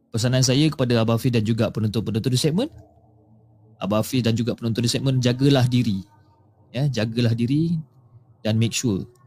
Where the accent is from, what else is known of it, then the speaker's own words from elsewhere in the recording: Johor Bahru, Johor, Malaysia; dan saya berasal daripada Johor Bahru.